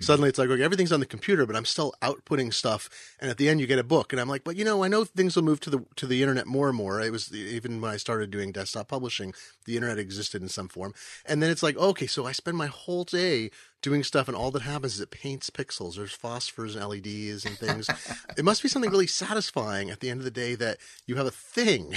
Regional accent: Eugene, Oregon, United States; now in Seattle, United States; I grew up in Eugene, Oregon, which was a super biking town when I was a kid

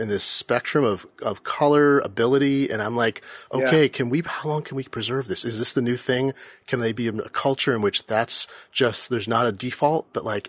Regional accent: Eugene, Oregon, United States; now in Seattle, United States; I grew up in Eugene

